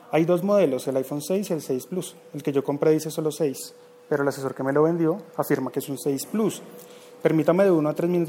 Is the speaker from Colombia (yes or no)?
yes; Bogotá, Colombia; accent: rolo; ¿Y tengo acento rolo? Claro, pues soy de acá. Uno va a tener acento rolo.